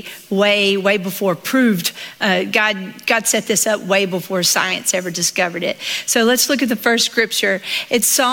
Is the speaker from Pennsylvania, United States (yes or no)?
no; Southeast Texas, United States; accent: Southern; I grew up in Southeast Texas